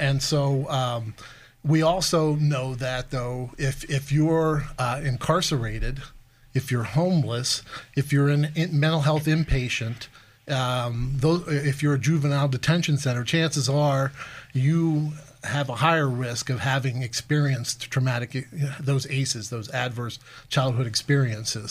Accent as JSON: {"language": "English", "town": "Altoona", "region": "Pennsylvania", "country": "United States", "tie": "born or raised there", "also_born_or_lived": "Dayton / Philadelphia", "moved": "as an adult", "lives_now": "Erie, United States", "said": "I'm from Altoona originally, uh, so kind of an Appalachian kid"}